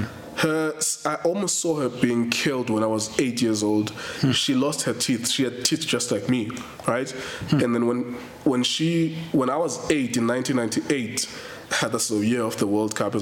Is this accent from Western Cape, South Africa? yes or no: yes; Cape Town, Western Cape, South Africa; I come from Inyanga, like the most dangerous place in South Africa, right? In shacks